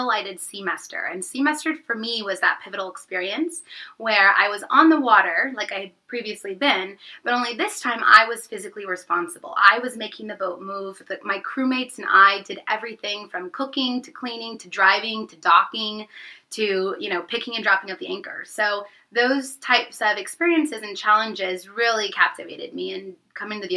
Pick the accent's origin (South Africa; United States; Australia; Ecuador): United States; St. Louis, Missouri; moved away; I am from St. Louis, Missouri